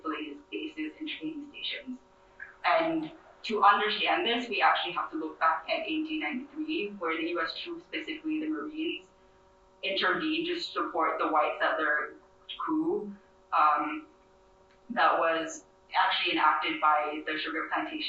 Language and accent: English; Thailand; now in Oahu, Hawaii, United States; I am indigenous Mon and Daiju Chinese, born and raised in Thailand, and I am displaced to Hawaii